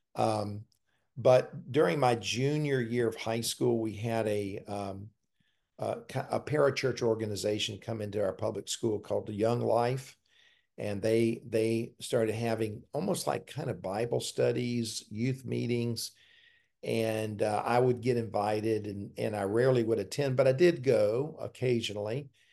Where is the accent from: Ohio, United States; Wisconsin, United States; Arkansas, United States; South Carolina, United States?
South Carolina, United States; Columbia; when I was three years old, we moved to Columbia, and that's where I grew up.